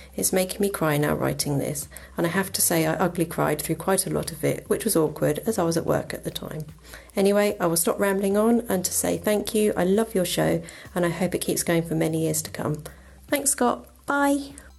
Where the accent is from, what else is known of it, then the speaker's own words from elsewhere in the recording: England, United Kingdom; I'm from England